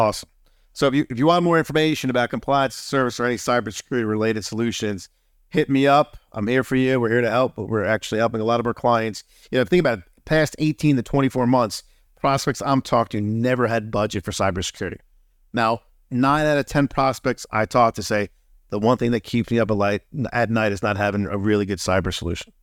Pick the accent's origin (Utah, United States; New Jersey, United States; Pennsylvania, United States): New Jersey, United States; I was born and raised in Friuli, New Jersey